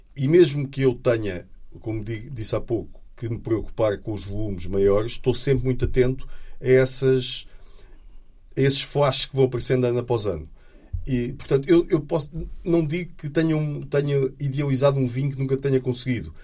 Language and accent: Portuguese; Portugal; nós, portugueses